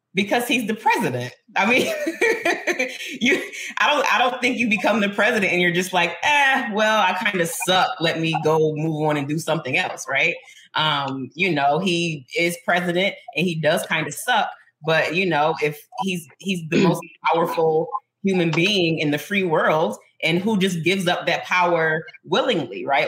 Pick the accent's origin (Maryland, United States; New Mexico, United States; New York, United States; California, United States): New York, United States; Buffalo; This is my hometown. I love it here.